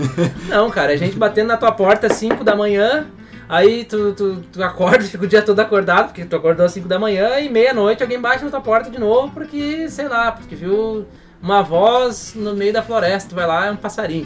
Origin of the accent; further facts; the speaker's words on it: Brazil; first language Portuguese; moved away as an adult; also born or lived in Papua New Guinea; a gente é brazuca aqui